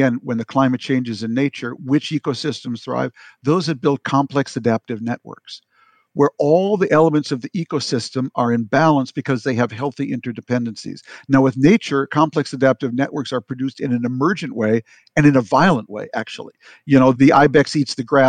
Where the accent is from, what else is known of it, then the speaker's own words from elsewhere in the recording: Minnesota, United States; I am from Minnesota